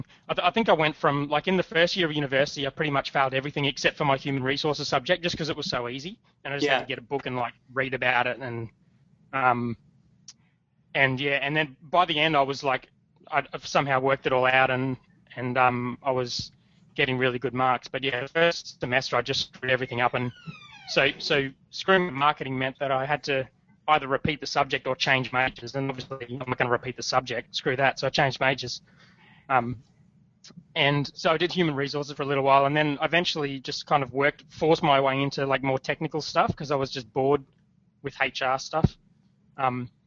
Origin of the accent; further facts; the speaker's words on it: Logan, Queensland, Australia; now in Gold Coast, Australia; I grew up in Brisbane in a place called Logan